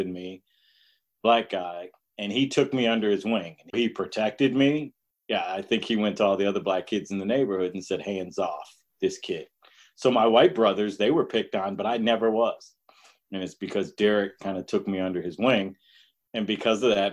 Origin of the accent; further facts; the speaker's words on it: Detroit, Michigan, United States; I grew up in Detroit